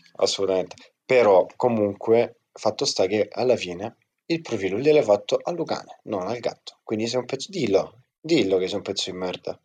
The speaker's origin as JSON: {"language": "Italian", "town": "Lecce", "region": "Apulia", "country": "Italy", "said": "ve la dico pure in dialetto, tanto siamo tutti di Lecce"}